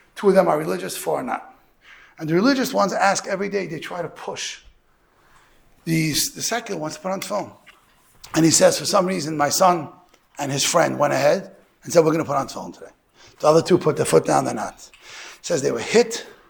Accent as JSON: {"language": "English", "town": "New York City", "region": "New York", "country": "United States", "said": "I'm from Borough Park"}